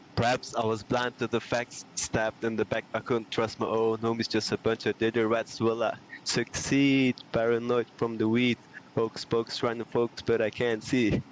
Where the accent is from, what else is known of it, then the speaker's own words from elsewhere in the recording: Belgium; I'm from Belgium